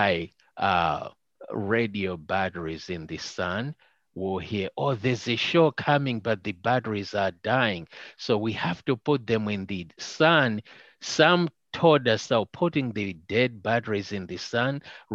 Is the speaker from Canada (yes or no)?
no; Malawi; first language Chichewa; English is a second language; moved away as an adult; now in United States; we're coming from Malawi where there were no televisions